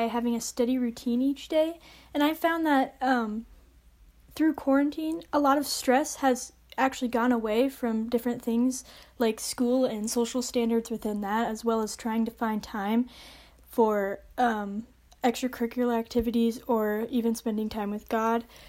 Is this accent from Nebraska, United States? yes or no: yes; Omaha, Nebraska, United States; I'm from Omaha, Nebraska